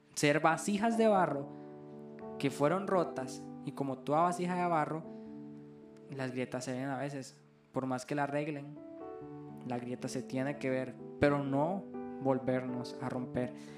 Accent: Liberia, Guanacaste, Costa Rica; yo soy de Liberia, Costa Rica

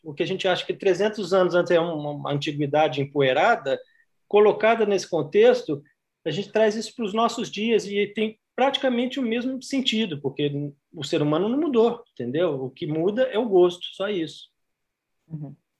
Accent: Juiz de Fora, Minas Gerais, Brazil; Eu sou natural de Juiz de Fora, Minas Gerais

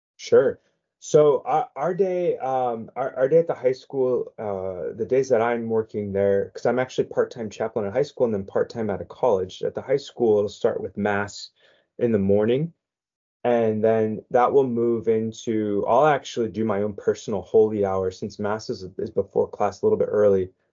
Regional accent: San Diego, California, United States; I was born and raised in San Diego, so my high school years were were out here in San Diego

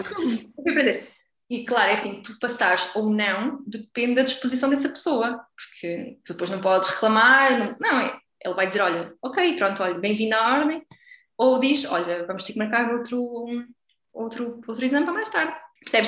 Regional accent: Aveiro, Aveiro District, Portugal; moved away as an adult; also born or lived in Porto, Portugal; now in France; eu sou da Aveiro

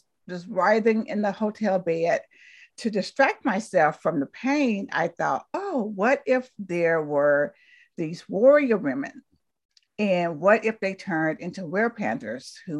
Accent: Talladega, Alabama, United States; moved away as an adult; also born or lived in Berkeley, California; I was born in Talladega, Alabama

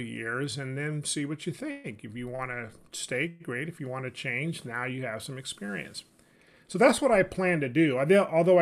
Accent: Sacramento, California, United States; moved away as an adult; also born or lived in Washington, D.C.; I was born and raised in California, specifically Sacramento.

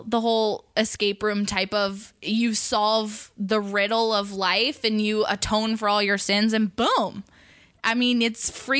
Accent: Thousand Oaks, California, United States; Thousand Oaks.

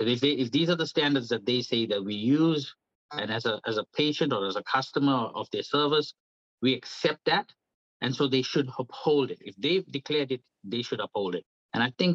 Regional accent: South Africa; moved away as an adult; now in New Zealand; I'm from South Africa. I was born at a time where it was apartheid government

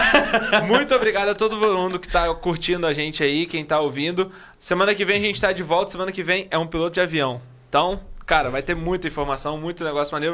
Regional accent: Rio de Janeiro, Brazil; a gente é carioca

